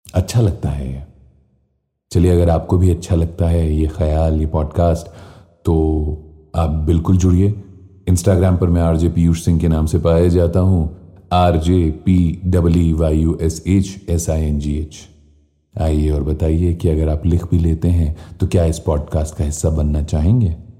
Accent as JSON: {"language": "Hindi", "town": "Lucknow", "region": "Uttar Pradesh", "country": "India", "said": "मैं तो लखनऊ से हूं"}